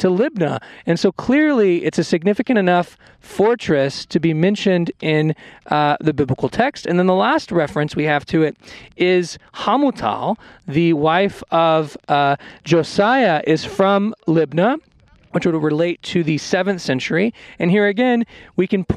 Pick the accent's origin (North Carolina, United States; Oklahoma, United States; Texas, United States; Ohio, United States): Texas, United States; I'm a Texan